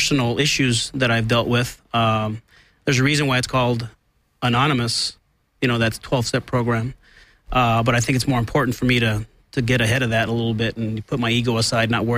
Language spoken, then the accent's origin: English; Los Angeles, California, United States; Born and raised in Silver Lake, Hollywood